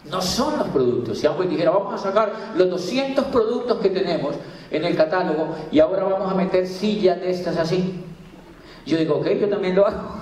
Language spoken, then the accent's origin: Spanish; Miranda, Cauca, Colombia; ¿De dónde, señora? Yo soy de Miranda Mocauca.